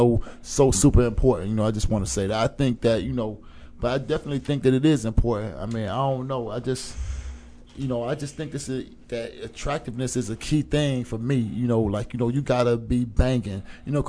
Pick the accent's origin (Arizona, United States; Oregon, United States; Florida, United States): Florida, United States; I'm from Florida.